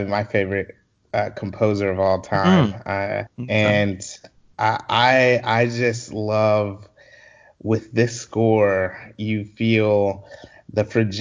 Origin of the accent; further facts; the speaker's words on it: Columbia, South Carolina, United States; also born or lived in Orangeburg, South Carolina; I grew up in Columbia, South Carolina. I was born in Orangeburg and then lived in Columbia most of my formative years.